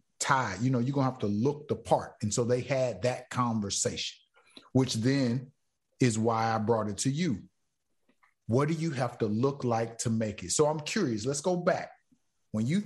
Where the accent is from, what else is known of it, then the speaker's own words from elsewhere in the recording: Florida, United States; I'm from Florida